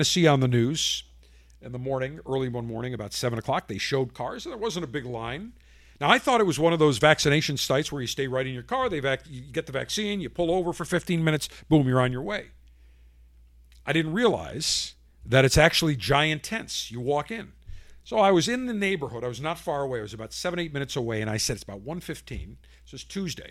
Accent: Buffalo, New York, United States; moved away; also born or lived in Tampa; When I grew up in Buffalo

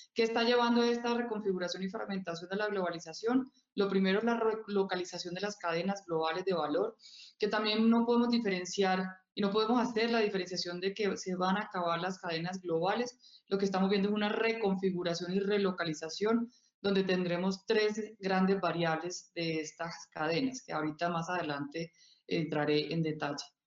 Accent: Colombia

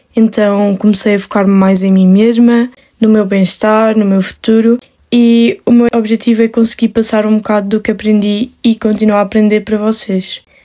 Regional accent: Madeira, Portugal; eu sou da Ilha da Madeira, eu estou no secundário

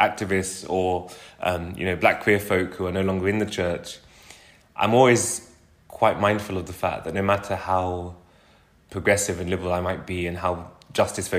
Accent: London, United Kingdom; a child growing up in West London

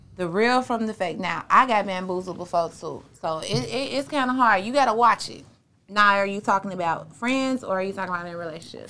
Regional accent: Chicago, Illinois, United States; I was born, um, Southside

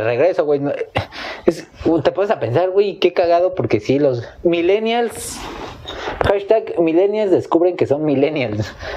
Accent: Mexico; Como mexicanos

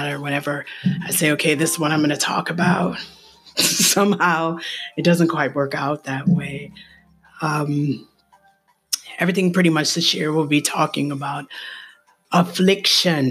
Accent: Ohio, United States; I'm from Ohio

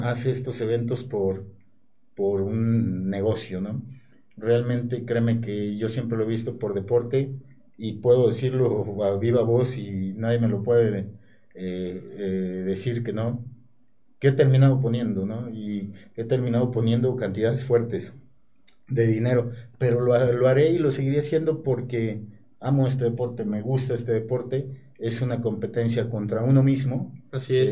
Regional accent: Puebla, Mexico; participar en mi tierra

